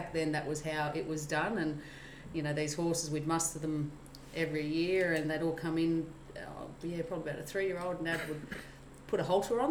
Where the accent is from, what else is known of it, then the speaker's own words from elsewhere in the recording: Leeton, New South Wales, Australia; I grew up in the Riverina, a little town called Leeton, which is about an hour and a half west of Wagga.